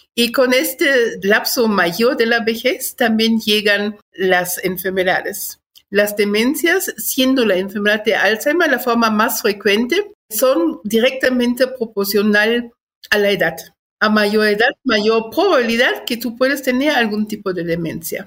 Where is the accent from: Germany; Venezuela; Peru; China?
Germany; moved away as an adult; also born or lived in Guatemala / Chiapas; now in Mexico City, Mexico; Nací en Alemania, llevo 42 años de este lado, llegué en 1980